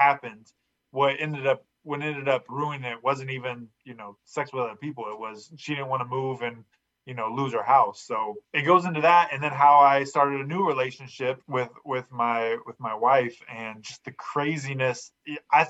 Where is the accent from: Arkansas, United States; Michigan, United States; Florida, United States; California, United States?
California, United States; Fresno; I was raised in Fresno, California